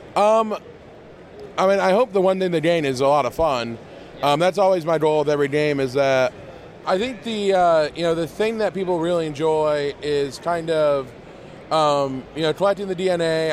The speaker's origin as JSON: {"language": "English", "region": "Northwest Ohio", "country": "United States", "said": "I'm from Northwest Ohio."}